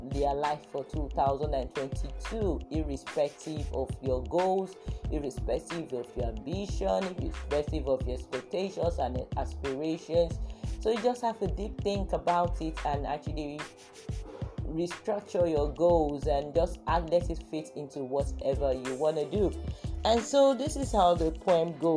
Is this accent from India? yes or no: no; Lagos, Nigeria; I was actually born in Lagos. I grew up in Lagos.